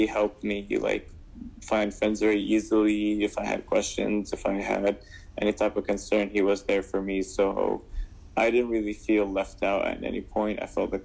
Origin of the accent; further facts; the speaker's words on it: Damascus, Damascus Governorate, Syria; now in United States; I grew up back in Damascus, Syria